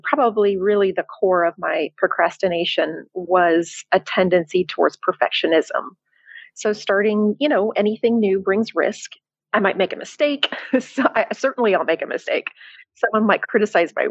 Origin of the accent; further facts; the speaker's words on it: Tennessee, United States; moved away as an adult; also born or lived in Chicago, Illinois, United States; now in Cascais, Portugal; I'm originally from Chicago, and then I lived in Tennessee for most of my life